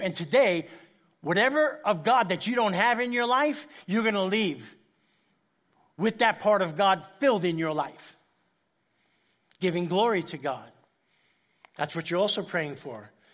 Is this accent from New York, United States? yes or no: yes; New York City, New York, United States; moved away; I grew up in Spanish Harlem, uh, in New York City, uptown Manhattan, very dangerous place